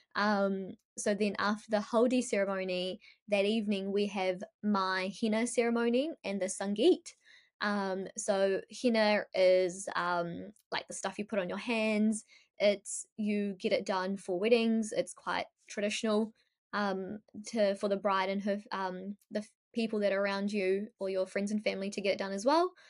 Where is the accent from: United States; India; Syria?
India; Ahmedabad, Gujarat; now in New Zealand; I'm from Ahmedabad, so it's a very Ahmedabad thing